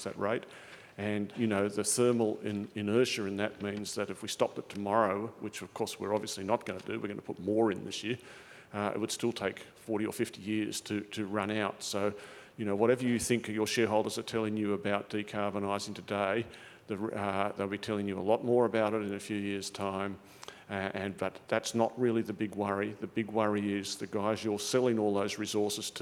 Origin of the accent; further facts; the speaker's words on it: Australia; I'm an Aussie